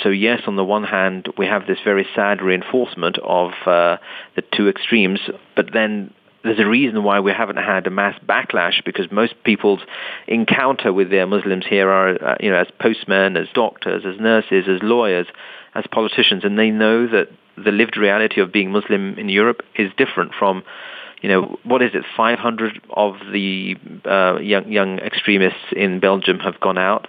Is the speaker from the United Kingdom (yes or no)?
yes; London, United Kingdom; I was born and raised in London